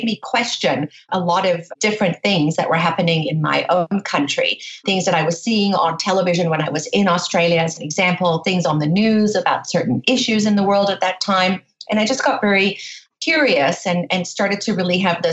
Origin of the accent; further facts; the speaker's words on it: South Africa; I grew up in South Africa